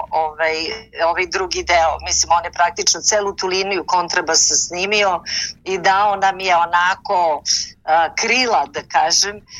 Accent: Niš, Nišava District, Serbia; u Nišu, to ću vam Divno. otkriti, u mom rodnom gradu.

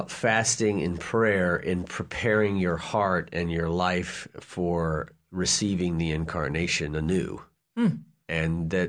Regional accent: New Orleans, Louisiana, United States; I'm from New Orleans.

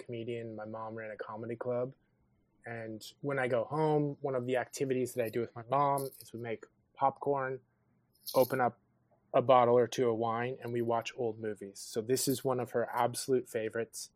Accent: San Francisco, California, United States; moved away as an adult; I'm from San Francisco, California. And I came down here

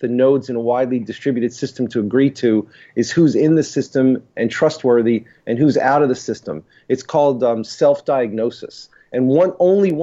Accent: New York City, New York, United States; moved away as an adult; also born or lived in Boston, United States; now in Pittsburgh, United States; I born and raised in Brooklyn, went to school in Stuyvesant High School in Manhattan

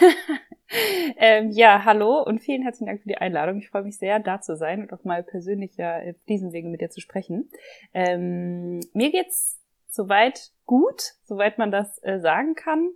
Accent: Germany; moved away as an adult; now in Vienna, Austria; ich komme aus Deutschland ähm, und wohne jetzt

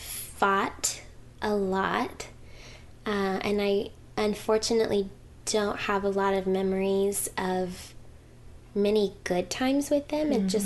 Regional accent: Hackensack, New Jersey, United States; born there; now in Owosso, United States; Well, I was born in Hackensack, New Jersey.

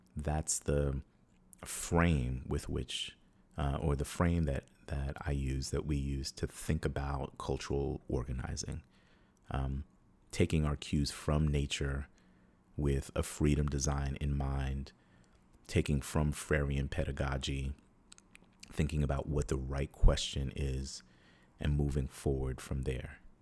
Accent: New York, United States; moved away as an adult; also born or lived in Atlanta / Oakland; growing up in New York

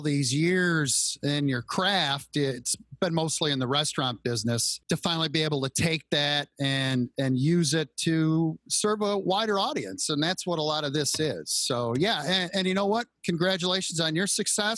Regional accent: Royal Oak, Michigan, United States; I grew up just outside of Detroit, Michigan, in a little suburb called Royal Oak

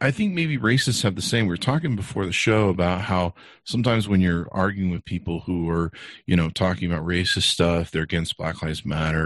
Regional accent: Beverly Hills, California, United States; now in Utah, United States; I grew up in California on nice cars in Beverly Hills

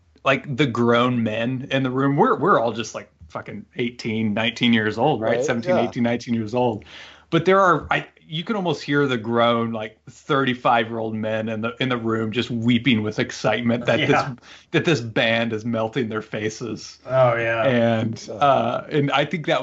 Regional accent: Central Illinois, United States; where we grew up in Central Illinois

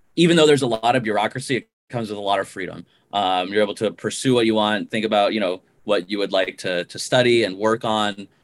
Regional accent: Missoula, Montana, United States; moved away as an adult; also born or lived in Ohio; I grew up in Montana, um, in Missoula, Montana, and I went to my hometown university for my undergraduate

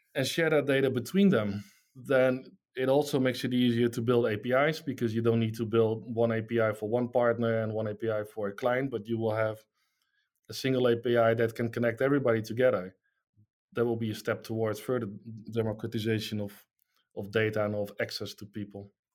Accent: Netherlands; I'm from the Netherlands

